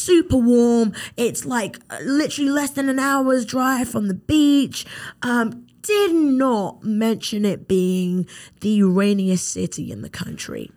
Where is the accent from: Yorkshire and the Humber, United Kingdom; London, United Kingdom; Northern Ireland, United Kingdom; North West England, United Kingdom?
London, United Kingdom; moved away as an adult; now in Mobile, United States; growing up in London, England